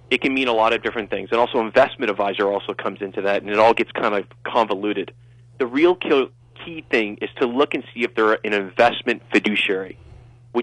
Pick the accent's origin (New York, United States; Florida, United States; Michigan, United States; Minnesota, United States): New York, United States; New York City; moved away as an adult; now in Charleston, United States; I'm originally from New York City. If you can't tell, I grew up on the east side of Manhattan.